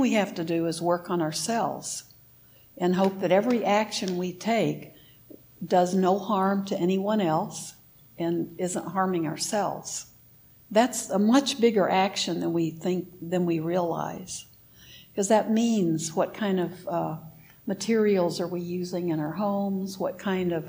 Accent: United States; I'm an American

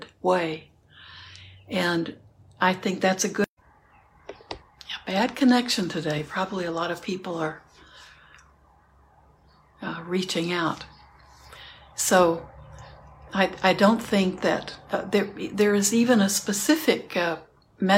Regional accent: Houston, Texas, United States; I grew up in Houston, so there are cockroaches

